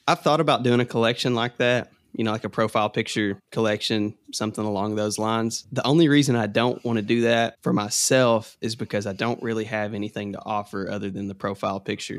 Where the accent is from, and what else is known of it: Kentucky, United States